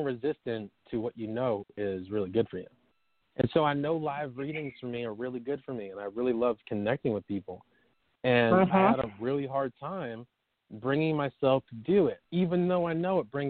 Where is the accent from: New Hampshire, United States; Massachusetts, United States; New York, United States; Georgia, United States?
New York, United States; moved away as an adult; also born or lived in California; I moved from California from where I was back to my hometown, New York